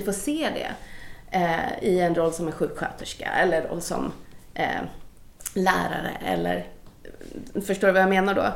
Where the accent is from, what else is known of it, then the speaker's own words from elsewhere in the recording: Gothenburg, Västra Götaland, Sweden; född och uppvuxen i Göteborg av eh, indiska föräldrar som kom hit.